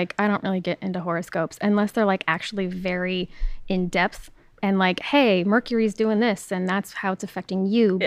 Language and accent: English; San Diego, California, United States; moved away as an adult; also born or lived in Hawaii; now in Austin, United States; I was born and raised in San Diego